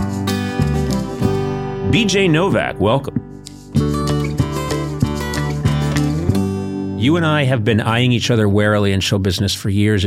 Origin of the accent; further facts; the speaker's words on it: Brookline, Massachusetts, United States; moved away; I'm from Brookline, Massachusetts